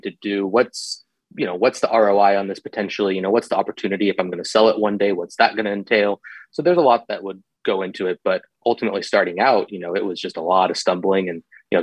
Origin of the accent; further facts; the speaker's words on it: California, United States; moved away as an adult; also born or lived in Ukraine; I'm born and raised in California.